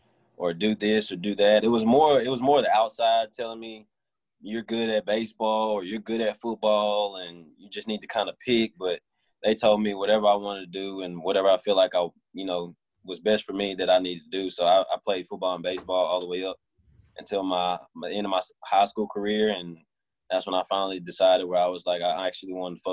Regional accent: Memphis, Tennessee, United States; also born or lived in West Alabama; now in South Haven, United States; I grew up a little between Memphis. I started out at Memphis when my grandfather was alive.

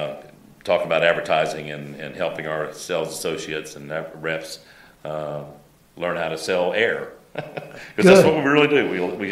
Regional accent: Tampa, Florida, United States; born or raised there

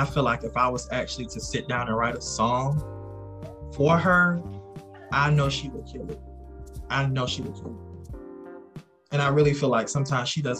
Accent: South Carolina, United States; moved away as an adult; now in Georgia, United States; I am originally from South Carolina. I reside in Georgia now. I've been in Georgia for almost 2 years now.

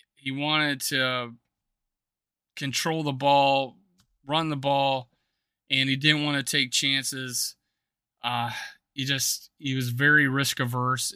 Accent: South Dakota, United States; I'm from South Dakota

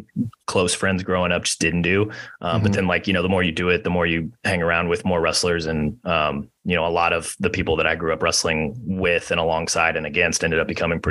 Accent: Kansas City, United States; moved away as an adult; also born or lived in Iowa City, Iowa; now in Iowa, United States; I grew up in Kansas City

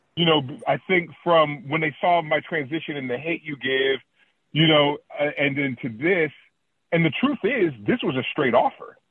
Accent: Oakland, California, United States; I'm from Oak, Oakland, Oakland, California

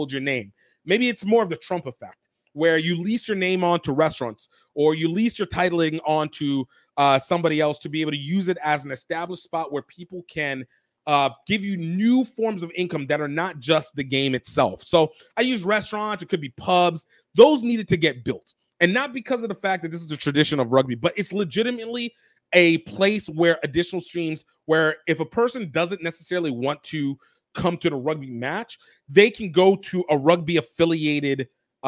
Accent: New Orleans, Louisiana, United States; it's my hometown area, home state area.

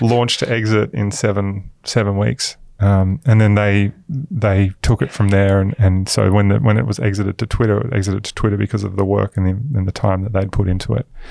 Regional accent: Queensland, Australia; also born or lived in Newcastle, New South Wales; I grew up in Queensland. Mass, I was born in Newcastle.

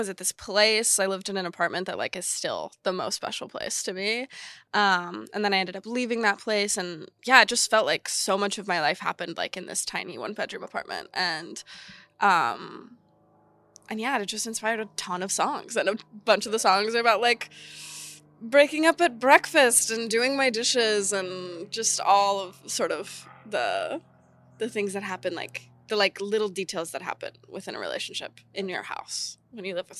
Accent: Texas, United States; I'm from Texas and I do this stuff

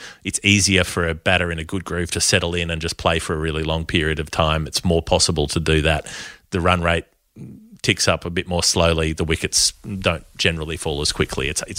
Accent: Australia

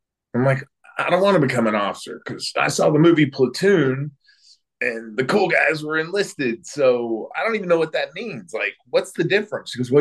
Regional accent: Sapulpa, Oklahoma, United States; I grew up in Oklahoma, a small town called Sepulpa.

